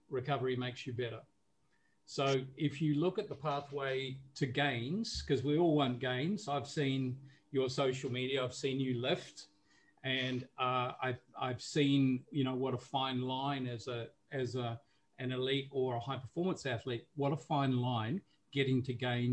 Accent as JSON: {"language": "English", "country": "New Zealand", "tie": "born or raised there", "moved": "as an adult", "lives_now": "Singapore", "said": "I'm based in Singapore, but I'm originally from New Zealand. So growing up in New Zealand, we more or less were exposed to sport from a very early age."}